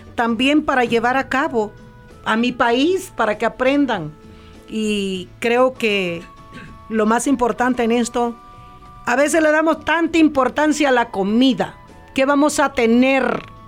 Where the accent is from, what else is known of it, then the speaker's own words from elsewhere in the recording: El Salvador; now in California, United States; yo soy del Salvador